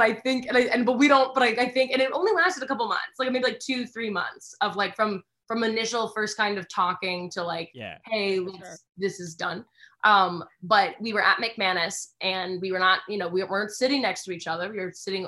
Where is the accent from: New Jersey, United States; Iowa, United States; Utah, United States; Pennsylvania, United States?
Pennsylvania, United States; Philadelphia; moved away as an adult; also born or lived in New York; now in Los Angeles, United States; I'm from Philadelphia